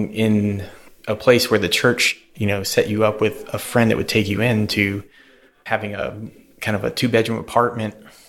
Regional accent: Houston, Texas, United States; also born or lived in North Louisiana; I was born there and pretty much raised there till I was about 6 and a half.

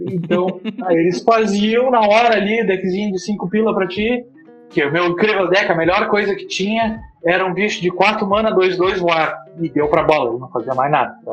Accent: Pelotas, Rio Grande do Sul, Brazil; Cara, eu me criei em Pelotas, que é o interior do Rio Grande do Sul

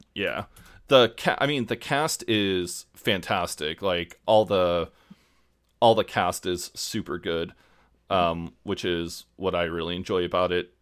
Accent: United States; also born or lived in Kansas; I'm an American

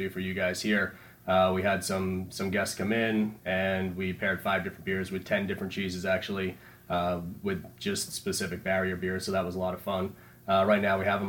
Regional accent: Patchogue, New York, United States; I grew up in Patchogue.

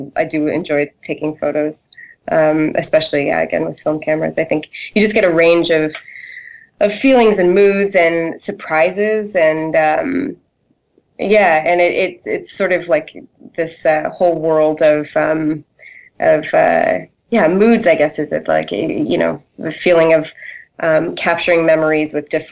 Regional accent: Canada; I grew up in Canada

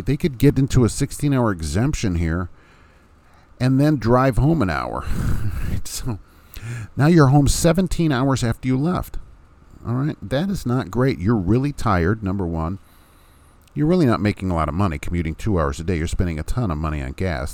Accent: Hammond, Indiana, United States; moved away as an adult; now in Lafayette, United States; from my hometown of Hammond, Indiana

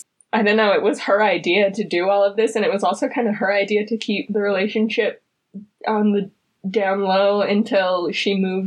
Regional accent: Utah, United States; So we grew up in Utah

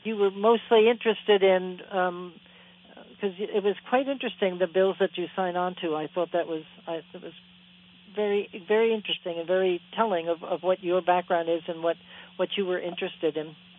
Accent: New Jersey, United States; I come from New Jersey

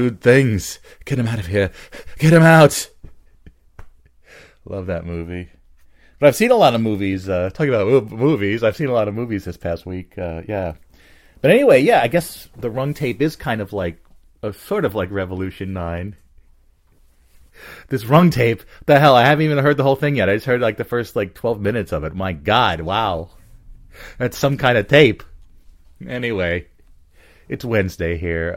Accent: Bridgewater, New Jersey, United States; where I grew up in Bridgewater

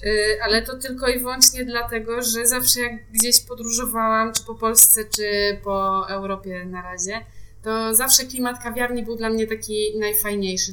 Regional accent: Bydgoszcz, Kuyavian-Pomeranian Voivodeship, Poland; moved away as an adult; now in Warsaw, Poland; Ja pochodzę z Bydgoszczy

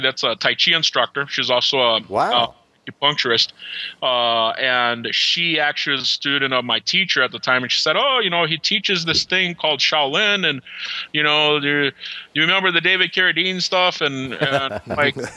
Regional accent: Brazil; also born or lived in New York City; now in Wisconsin, United States; I grew up in Brazil

